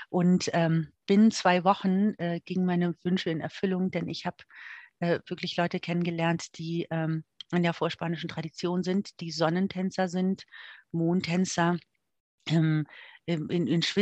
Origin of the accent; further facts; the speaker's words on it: Germany; moved away as an adult; also born or lived in Moscow / Canada; now in Mexico; Meine Eltern kommen aus Mexiko. Ich bin aber in Moskau geboren, dadurch, dass meine Mutter Diplomatin war und bin in Deutschland äh, aufgewachsen und habe dann auch noch in Kanada gelebt. Aber letzten Endes 28 Jahre Deutschland